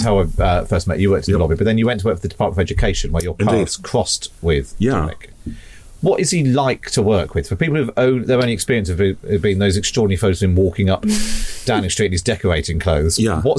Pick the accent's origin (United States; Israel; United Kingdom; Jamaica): United Kingdom; Somerset Levels, South West England; moved away as an adult; I grew up on the Somerset Levels. I didn't go to university. I got a job at a local newspaper.